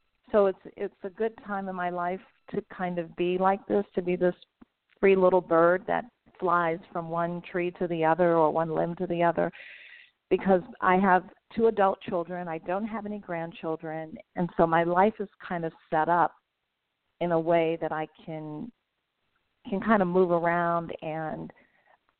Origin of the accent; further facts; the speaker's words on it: Virginia, United States; I grew up in Virginia